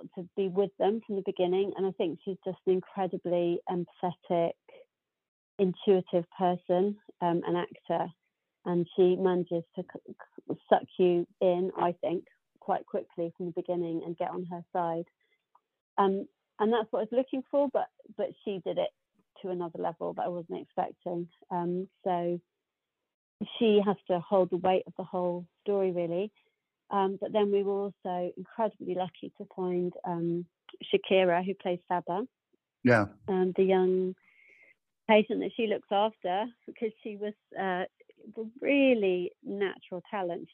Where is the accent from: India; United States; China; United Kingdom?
United Kingdom; being quite British